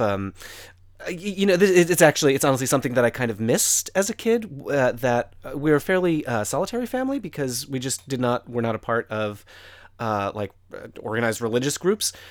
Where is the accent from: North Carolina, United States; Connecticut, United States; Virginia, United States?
Connecticut, United States; entirely in Connecticut and like a very suburban sort of setting